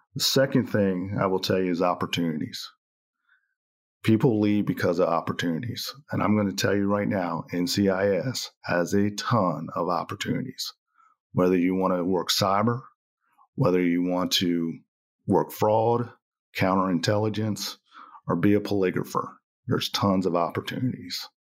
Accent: Cambridge, Maryland, United States; moved away; I grew up on the, uh, eastern shore of Maryland, uh, Cambridge, Maryland.

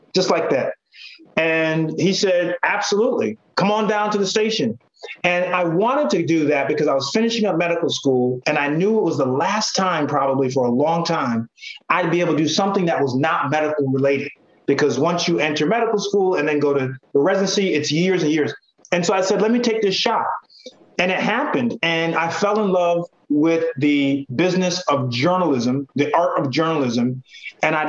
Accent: Connecticut, United States; even though I grew up in Connecticut, my grandparents are from the South

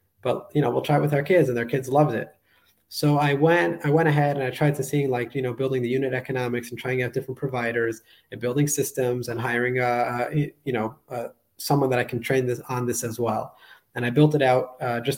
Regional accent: New York, United States; moved away as an adult; also born or lived in Israel; now in Budapest, Hungary; I was born and raised in New York, moved later in my life to Israel

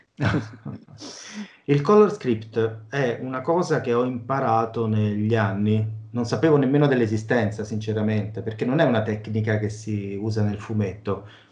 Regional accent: Velletri, Lazio, Italy; io sono di Velletri, si chiama il mio paesino

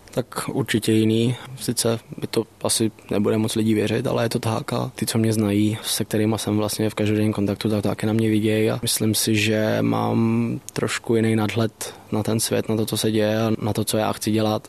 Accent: Czechia; Jako samozřejmě jsme Češi

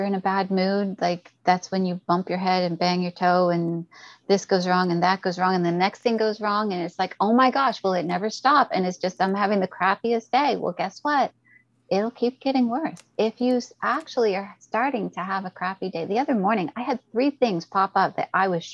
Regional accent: Canada; I'm Canadian

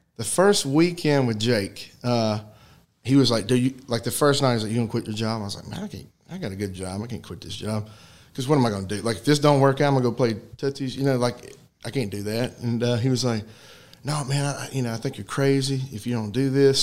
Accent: White Bluff, Tennessee, United States; moved away as an adult; now in Chattanooga, United States; I grew up in White Bluff, which is not far from here, but uh, yeah, I was living in Chattanooga. We still are

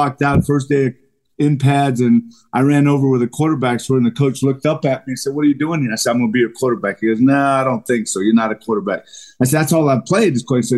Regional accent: California, United States; But in the summer, you know, growing up in Southern California, man, we would try and get as many games in as possible.

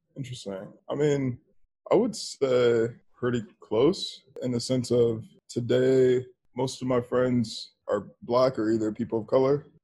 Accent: Dallas, Texas, United States; moved away as an adult; also born or lived in Washington, District of Columbia, United States / Los Angeles; I grew up in Dallas, but I became a grown up in DC

